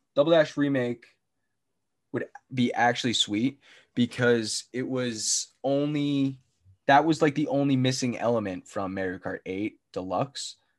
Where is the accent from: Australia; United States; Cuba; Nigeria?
United States; New Jersey; we're from Jersey